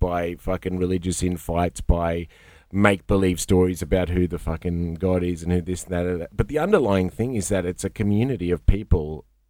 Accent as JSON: {"language": "English", "country": "India", "said": "I tell people I'm Indian, and most people, a lot of people go, yeah, all right, I get that. But then a lot of people go, oh, you kind of look Lebo or Turk. And I'm like, all right, well, here's the thing. And I say fucking Persian Indian."}